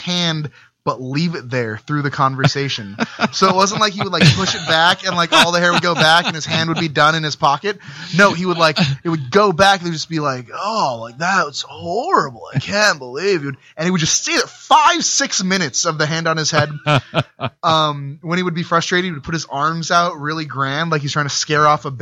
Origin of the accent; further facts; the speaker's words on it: Gardena, California, United States; also born or lived in Koreatown, Los Angeles; now in Occidental, United States; I grew up in Gardena, which has a ton of Japanese people.